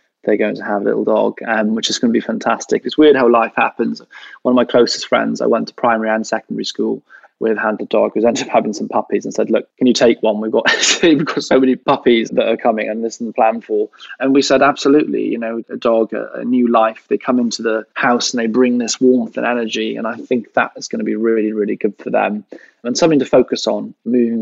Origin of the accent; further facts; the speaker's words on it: Welsh, Wales, United Kingdom; we are all Welsh.